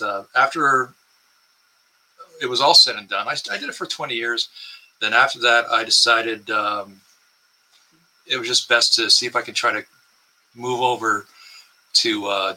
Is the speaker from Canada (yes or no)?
yes; Windsor, Ontario, Canada; I was born in Windsor, Ontario, which is just across the river from Detroit